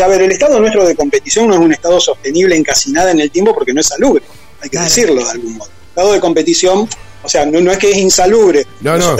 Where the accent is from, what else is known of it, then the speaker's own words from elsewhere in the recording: Rosario, Santa Fe, Argentina; nosotros somos Santa Fe, más allá que somos de Rosario, ¿no es cierto?